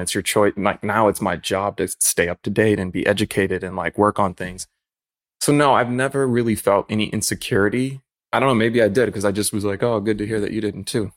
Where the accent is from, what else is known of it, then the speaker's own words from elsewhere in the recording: Chicago, Illinois, United States; moved away as an adult; also born or lived in Grand Rapids, Michigan; I was born in East Hazelcrest, lived all over, like, Chicago Heights, Park Forest, and Homewood